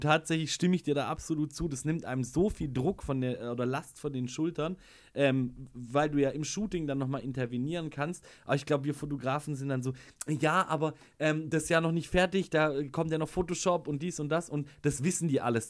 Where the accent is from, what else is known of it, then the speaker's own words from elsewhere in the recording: Schwäbisch Hall, Baden-Württemberg, Germany; ich komme aus Schwäbisch Hall